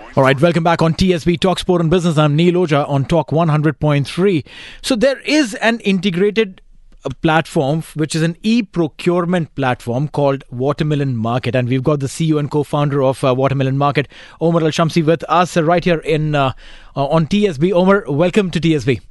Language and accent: English; India; being an Indian